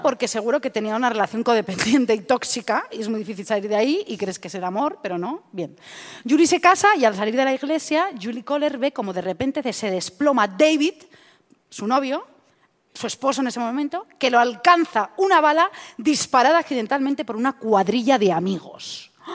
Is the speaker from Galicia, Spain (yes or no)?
no; Madrid, Community of Madrid, Spain; soy yo de Madrid